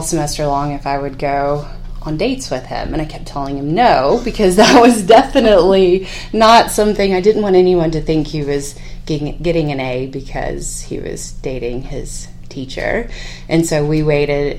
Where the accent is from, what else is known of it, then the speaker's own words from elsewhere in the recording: San Patricio County, South Texas, United States; moved away as an adult; also born or lived in College Station, Texas; now in Lubbock, United States; I grew up in South Texas. My father is a cotton farmer, grain sorghum farmer in San Patricio County